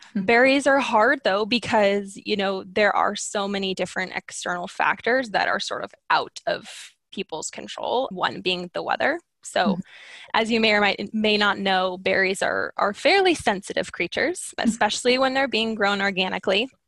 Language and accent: English; Skagit Valley, Washington, United States; I grew up living in the Skagit Valley, which, if you aren't familiar with the area, is just made up of thousands of acres of farm fields.